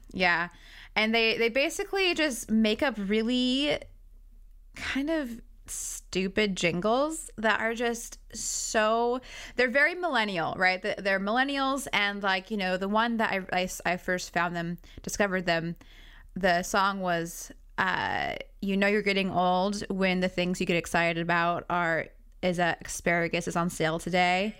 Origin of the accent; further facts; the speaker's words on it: Prosser, Washington, United States; I'm from Prosser